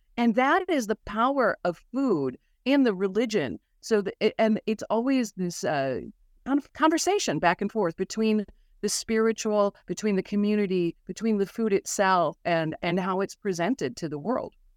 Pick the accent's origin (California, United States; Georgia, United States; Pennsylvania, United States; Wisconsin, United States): Wisconsin, United States; Milwaukee; I'm from Milwaukee, Wisconsin, very Catholic, on the water, on Lake Michigan